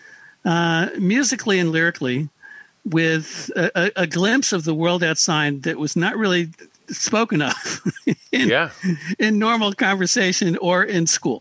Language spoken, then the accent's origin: English; Paramus, New Jersey, United States; I grew up in Paramus, New Jersey, deep in the bosom of suburbia